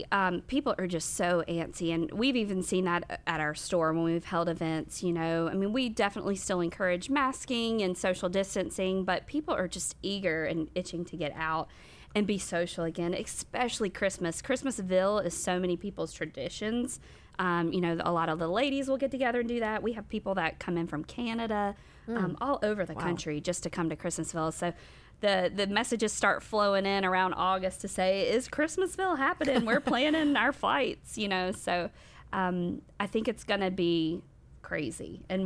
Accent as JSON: {"language": "English", "town": "Rock Hill", "region": "South Carolina", "country": "United States", "tie": "born or raised there", "said": "I was born and raised here in Rock Hill."}